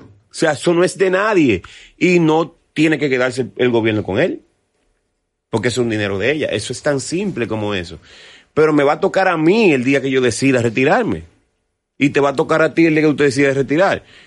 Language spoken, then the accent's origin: Spanish; Dominican Republic; yo soy un artista dominicano, y yo soy hijo de …